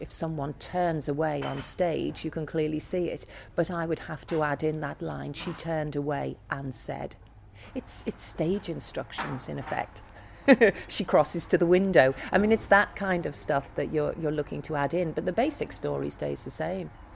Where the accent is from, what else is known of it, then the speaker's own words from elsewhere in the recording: Liverpool, North West England, United Kingdom; I come from Liverpool, and we are a city of speakers